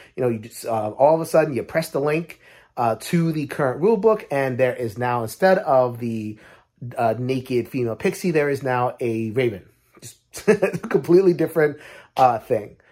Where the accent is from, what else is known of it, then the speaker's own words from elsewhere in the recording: United States; as American gamers